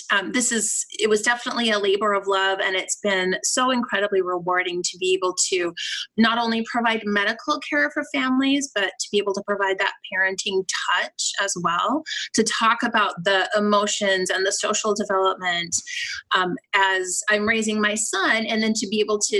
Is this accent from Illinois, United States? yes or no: no; Salt Lake City, Utah, United States; moved away as an adult; now in Seattle, United States; I'm originally from Salt Lake City, Utah